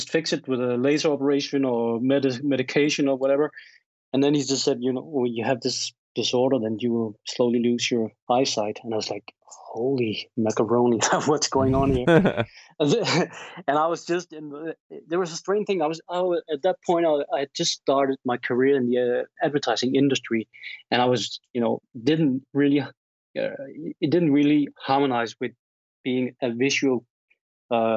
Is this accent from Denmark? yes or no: yes; Denmark; I'm from Denmark, Scandinavia